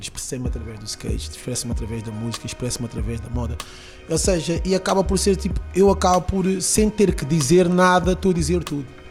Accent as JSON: {"language": "Portuguese", "region": "Lisbon", "country": "Portugal", "tie": "born or raised there", "also_born_or_lived": "Peniche", "said": "Eu cresci ali no Conde Redondo"}